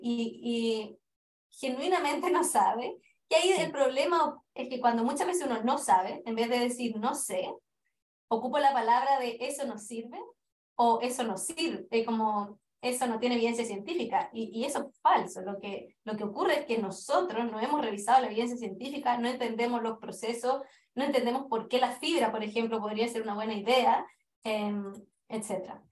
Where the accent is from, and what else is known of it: Chile; moved away as an adult; now in England, United Kingdom